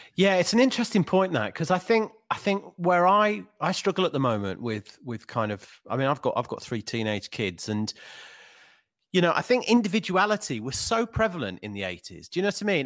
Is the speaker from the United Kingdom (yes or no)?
yes; Birmingham, West Midlands, United Kingdom; Birmingham, my hometown